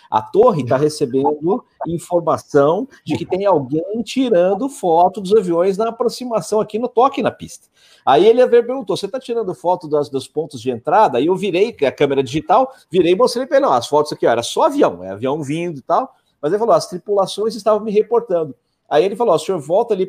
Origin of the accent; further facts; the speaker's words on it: Brazil; sou do Brasil